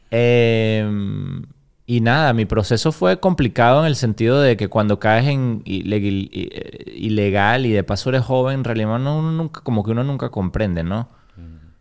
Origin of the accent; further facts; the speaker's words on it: Caracas, Capital District, Venezuela; moved away as an adult; also born or lived in Florida / Nashville; now in Chattanooga, United States; de Venezuela, soy de Caracas, de la capital de Venezuela. De, llevo 19 años en Estados Unidos y 19 años viví en Venezuela